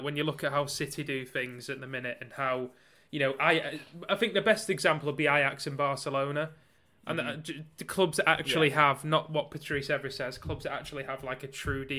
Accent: Barrow-in-Furness, North West England, United Kingdom; I'm from, have you heard of Barrow? I don't know if I told you I'm from Barrow.

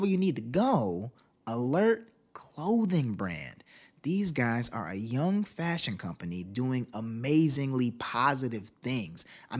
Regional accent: Miami, Florida, United States; born there; I was born in Miami.

